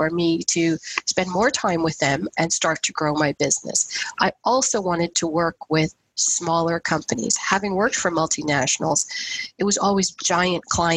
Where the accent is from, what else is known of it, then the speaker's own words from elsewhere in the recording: the Maritimes, Canada; also born or lived in India; now in Halton Region, Canada; I was born in India, I grew up in the Maritimes, but I've lived here in Halton region now since 1997